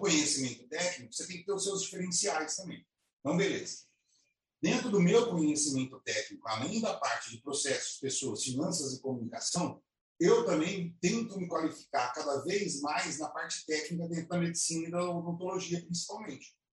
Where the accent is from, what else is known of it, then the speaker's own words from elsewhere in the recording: Alfenas, Minas Gerais, Brazil; moved away as an adult; now in Campinas, Brazil; E eu vim de Alfenas, né? Eu, eu morava em Alfenas, no estado lá do sul de Minas